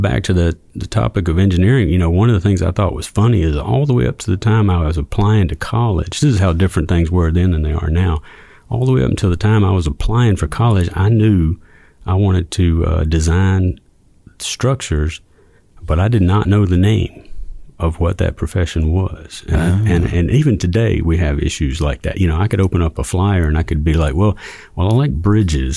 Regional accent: Eastern North Carolina, United States; where I grew up in Eastern North Carolina

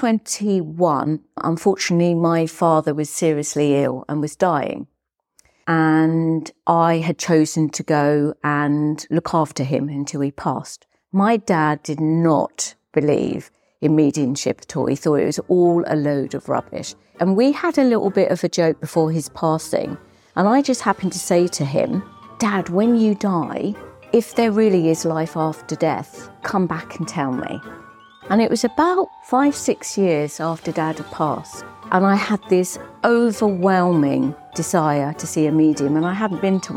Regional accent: Hastings, South East England, United Kingdom; I was born in Hastings in East Sussex.

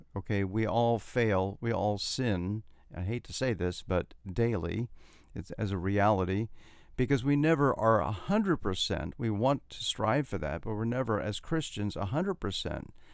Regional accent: Columbus, Ohio, United States; also born or lived in New Jersey; now in Florida, United States; my hometown of Columbus, Ohio

